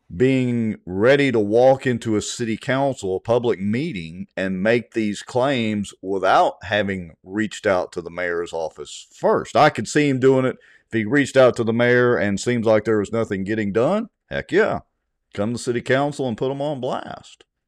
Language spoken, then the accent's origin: English; Ruston, Louisiana, United States; moved away; after I moved away from Ruston